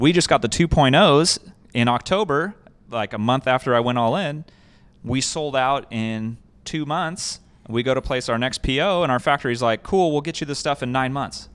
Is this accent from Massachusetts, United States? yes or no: no; Escondido, California, United States; I grew up in Escondido, um, and so I was a desert kid